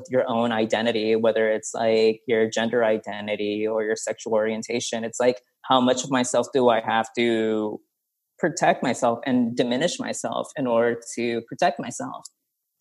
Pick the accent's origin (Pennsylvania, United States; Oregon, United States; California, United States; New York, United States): California, United States; Stockton; my upbringing growing up in Stockton, California